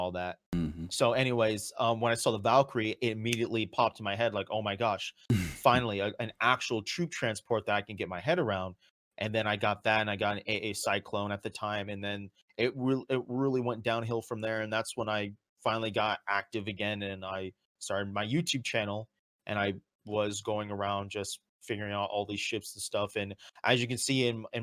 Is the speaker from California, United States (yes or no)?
yes; Edwards Air Force Base, California, United States; I grew up right outside of Edwards Air Force Base